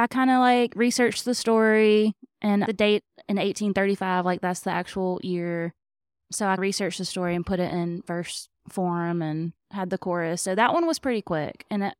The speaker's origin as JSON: {"language": "English", "town": "Mobile", "region": "Alabama", "country": "United States", "tie": "born or raised there", "said": "So I was born in Mobile, and I have never lived outside of the general Mobile area."}